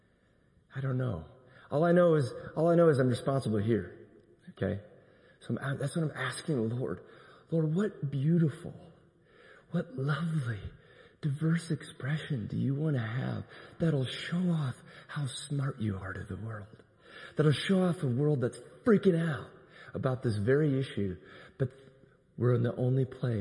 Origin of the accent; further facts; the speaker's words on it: Iowa, United States; now in Tulsa, United States; I'm from Iowa. I think I probably told you there in my little town of 4,000, there was one African American family